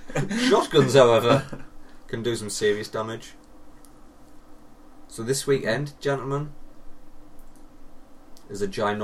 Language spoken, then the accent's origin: English; United Kingdom